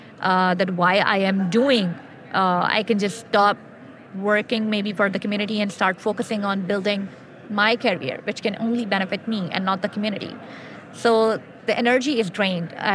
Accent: Pakistan; English is a second language

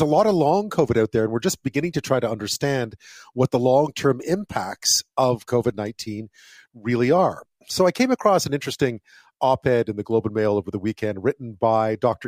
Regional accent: Montreal, Quebec, Canada; moved away; growing up in Montreal

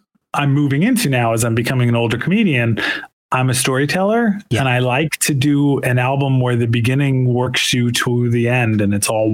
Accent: United States; I'm American

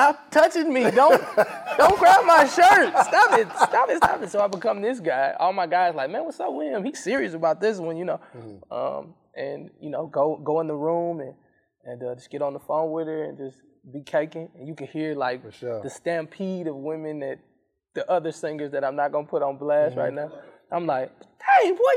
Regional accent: St. Louis, Missouri, United States; also born or lived in Mississippi; I went to Ole Miss, but I was from St. Louis

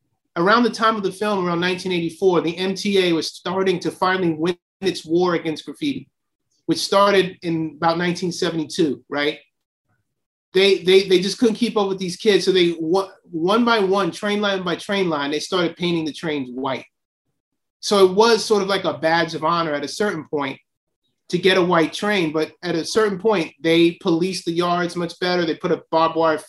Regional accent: New York City, New York, United States; also born or lived in Silver Spring, Maryland; I'm from Astoria and there's Queensbridge. I grew up across the street from the Astoria Projects

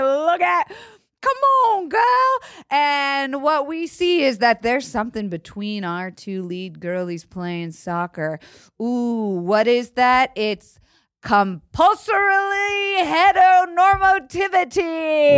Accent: United States; as an American girl

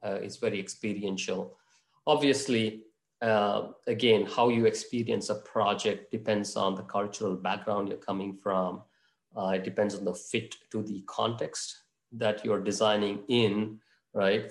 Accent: Mangalore, Karnataka, India; also born or lived in Bangalore; my hometown is actually Mangalore

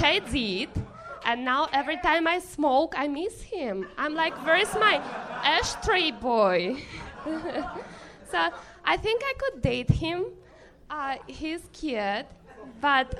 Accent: Siberia, Russia; English is a second language; moved away as an adult; also born or lived in New York; now in Los Angeles, United States; I'm from Siberia.

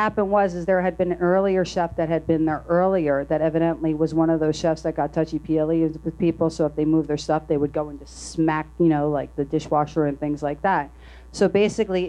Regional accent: New Jersey, United States; I'm from New Jersey. And it was in Red Bank

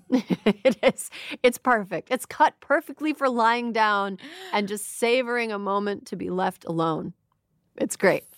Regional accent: Wisconsin, United States; moved away; I'm from Wisconsin, and the part of Wisconsin I'm from is very red

